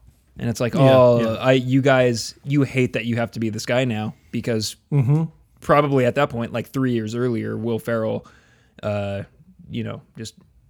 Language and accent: English; near Brentwood, California, United States; in Brentwood, which was like the city that bordered my hometown